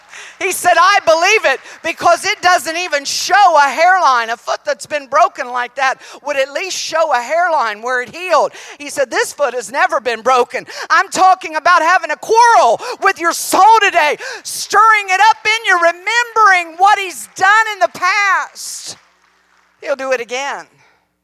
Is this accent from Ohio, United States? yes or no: yes; Columbus, Ohio, United States; moved away; also born or lived in Tennessee; I was raised in Columbus, Ohio